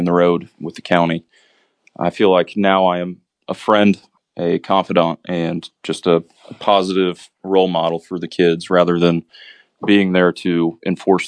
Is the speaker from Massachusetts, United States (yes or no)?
no; Ellettsville, Indiana, United States; I was born and raised in Ellisville.